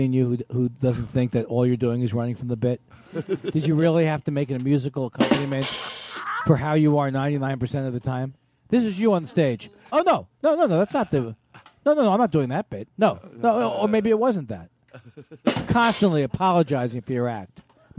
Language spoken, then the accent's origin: English; Queens, New York, United States; I'm from Queens.